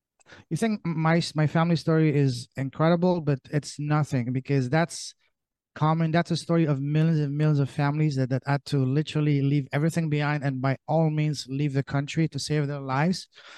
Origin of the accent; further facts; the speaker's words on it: Canada; also born or lived in Europe; I am Canadian. I say that very loud and proud.